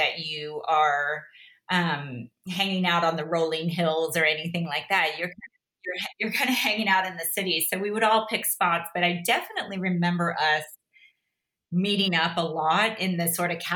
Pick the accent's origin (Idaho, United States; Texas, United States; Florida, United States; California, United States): Florida, United States; North Palm Beach; moved away as an adult; also born or lived in Brigantine, New Jersey / Boston / Los Angeles; now in Chicago, United States; I grew up in North Palm Beach